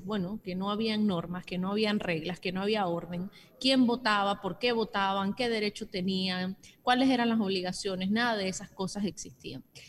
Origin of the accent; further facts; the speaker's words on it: Panama; nosotros como panameños